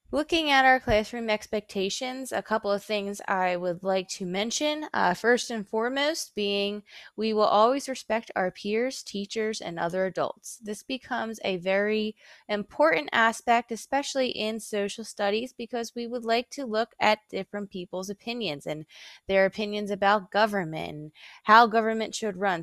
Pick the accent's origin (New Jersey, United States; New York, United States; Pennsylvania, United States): Pennsylvania, United States; Philadelphia; moved away as an adult; now in King George, United States; I'm originally from Philadelphia, Pennsylvania